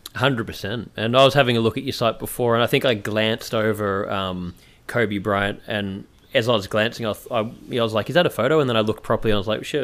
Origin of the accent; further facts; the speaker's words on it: Melbourne, Victoria, Australia; I'm from Melbourne as well, and I was back in Melbourne during the whole lockdown